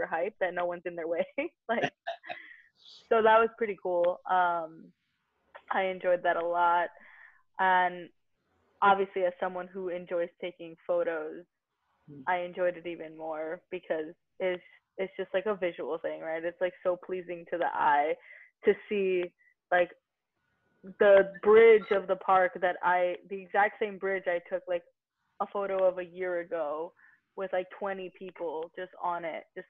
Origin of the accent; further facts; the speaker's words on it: New York, United States; being a New Yorker